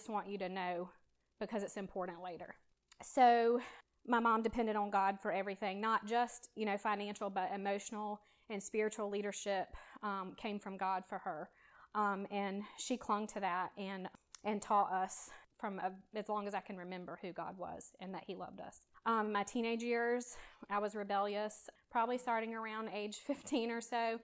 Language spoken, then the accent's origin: English; Savannah, Georgia, United States; I was born in Savannah, and I was raised by a Christian mom.